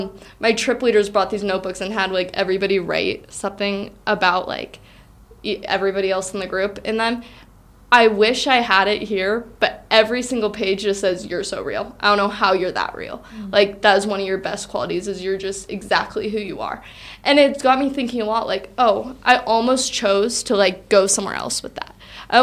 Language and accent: English; United States; I'm from Washington.